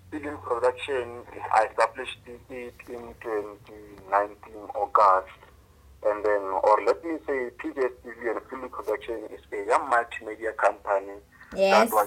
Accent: South Africa; this one is a young a guy from smaller place called Haramutla I grew up in, in, I grew up there

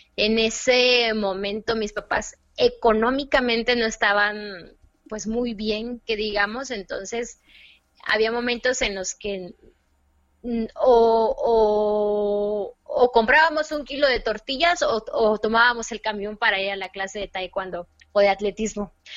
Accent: Córdoba, Veracruz, Mexico; Soy cordobesa, veracruzana, amante de las de la comida veracruzana

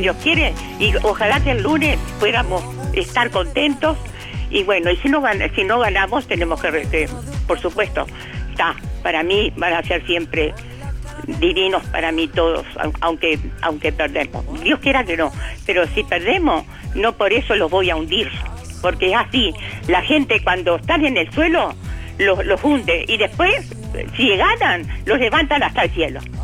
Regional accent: Uruguay; nosotros somos, somos uruguayos

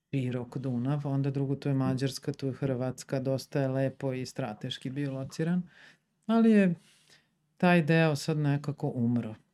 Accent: Sombor, Vojvodina, Serbia; also born or lived in Zagreb / Subotica; ja sam iz Sombora, mm. nisam iz Beograda.

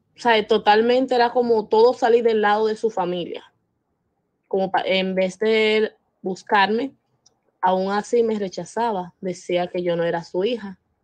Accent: Dominican Republic; soy de República Dominicana

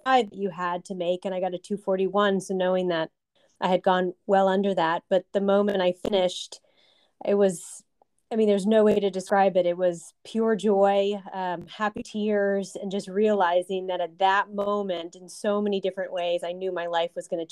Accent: San Antonio, Texas, United States; moved away as an adult; also born or lived in Alabama; I am from San Antonio, Texas

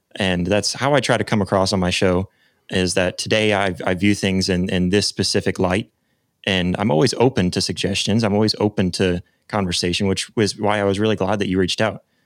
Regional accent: United States; as an American

